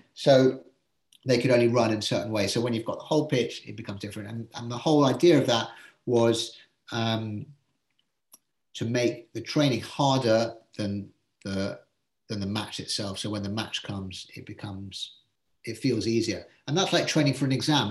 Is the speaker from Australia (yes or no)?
no; England, United Kingdom; being English